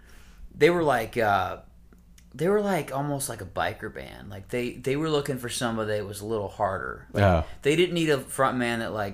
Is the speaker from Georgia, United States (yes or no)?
yes; Atlanta, Georgia, United States; born or raised there; accent: southern; also born or lived in Elgin, Illinois